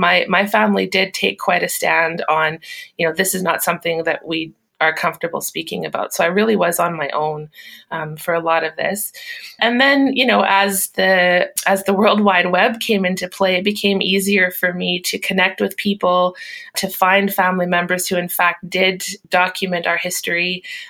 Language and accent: English; Lloydminster, Alberta, Canada; also born or lived in Saskatchewan; I'm a Métis woman from Saskatchewan. I was actually born and raised in Lloydminster on the Alberta side